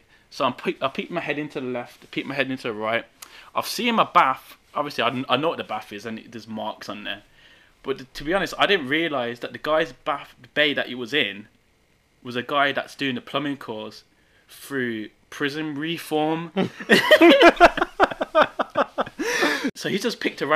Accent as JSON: {"language": "English", "town": "Birmingham", "region": "West Midlands", "country": "United Kingdom", "tie": "born or raised there", "said": "I'm from Aston, so it's not one of the most upper class areas"}